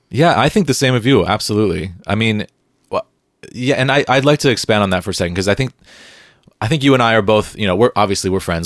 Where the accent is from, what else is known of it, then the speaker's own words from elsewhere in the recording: San Diego, California, United States; moved away as an adult; now in Seattle, United States; I grew up in San Diego